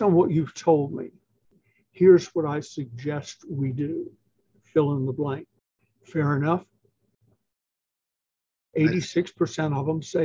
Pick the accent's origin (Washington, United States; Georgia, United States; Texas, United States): Georgia, United States; Atlanta; I'm from Atlanta